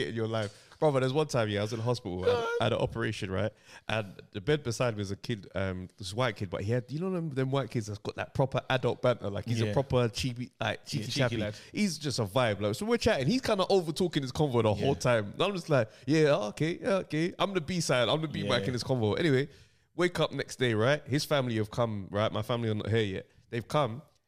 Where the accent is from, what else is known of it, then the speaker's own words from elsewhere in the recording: Jamaica; me as a Jamaican